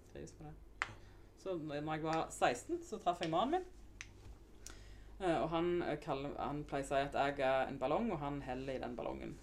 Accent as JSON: {"language": "Norwegian", "town": "Undheim", "region": "Rogaland", "country": "Norway", "tie": "born or raised there", "also_born_or_lived": "Nærbø", "said": "Jeg er fra Undheim. Eh, jeg er født på Nærbø."}